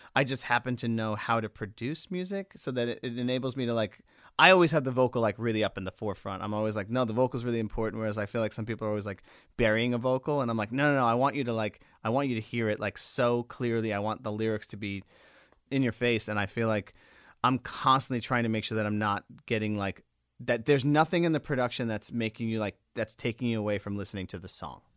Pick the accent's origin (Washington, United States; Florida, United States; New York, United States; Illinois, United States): New York, United States; Long Island; growing up on Long Island